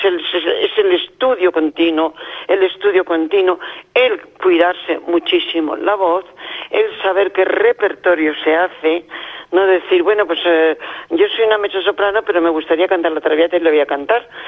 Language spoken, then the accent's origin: Spanish; Spain